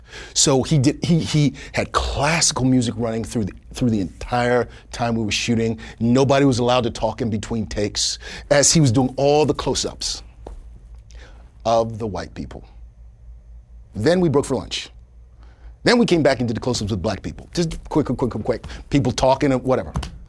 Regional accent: Kenya; I'm Kenyan, so I know how dangerous elephants are.

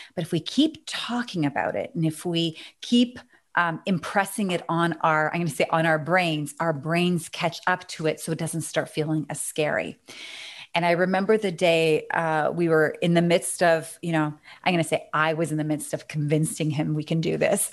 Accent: Canada; accent: Canadian

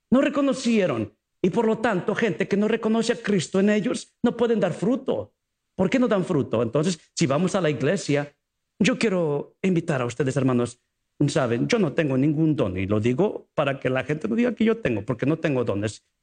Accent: Mexico; ¿usted sabe mexicano? Mm, yo soy mexicano.

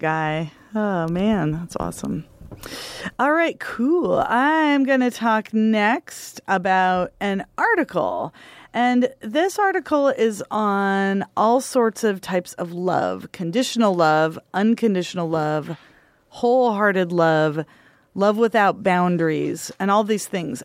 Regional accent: Union County, Grande Ronde Valley, Oregon, United States; I grew up in Union County

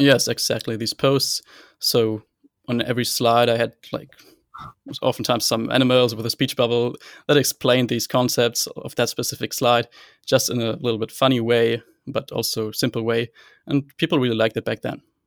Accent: Hanover, Lower Saxony, Germany; I'm from Hanover, Germany, and I am still a computer science student here

